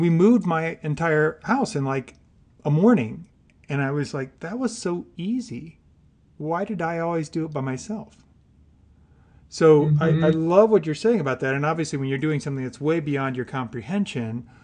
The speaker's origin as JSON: {"language": "English", "region": "Illinois", "country": "United States", "tie": "born or raised there", "said": "I grew up in the Midwest. I grew up in Illinois on a small farm"}